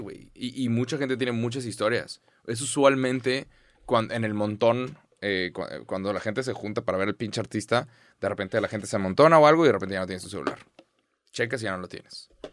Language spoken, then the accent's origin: Spanish; Mexico; Soy de México